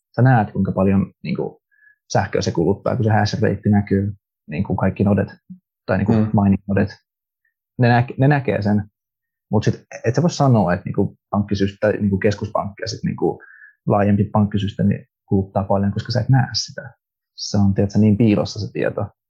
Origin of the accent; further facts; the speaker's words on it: Finland; Finnish is a second language; Suomi ei ole mun äidinkieli. Mä oon kasvanut Suomessa